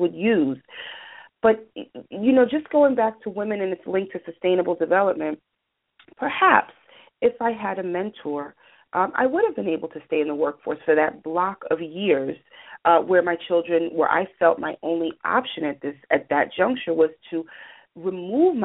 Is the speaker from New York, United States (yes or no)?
yes; New York City, New York, United States; I was raised in New York City, you know, Greenwich Village